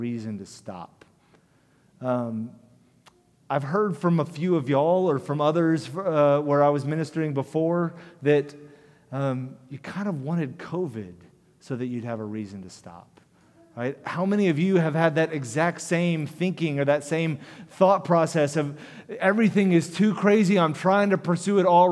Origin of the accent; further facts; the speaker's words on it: United States; as American Christians